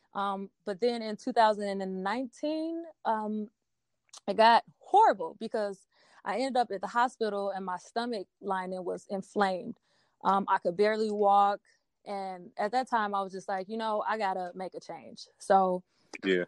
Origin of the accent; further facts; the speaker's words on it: Milwaukee, Wisconsin, United States; also born or lived in Denver, Colorado; now in Philadelphia, United States; I am originally from Milwaukee, Wisconsin. I was born and raised there